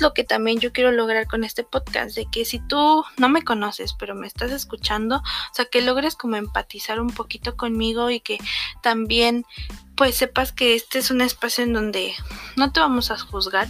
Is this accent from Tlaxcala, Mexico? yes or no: no; a municipality of Querétaro, Mexico; vine aquí a mi ciudad natal